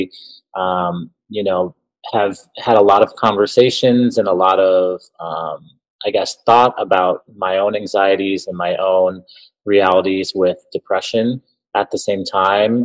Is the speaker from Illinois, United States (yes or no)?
yes; Elgin, Illinois, United States; moved away as an adult; also born or lived in Quad Cities; now in Milwaukee, United States; I'm from the Chicago suburb of Elgin, Illinois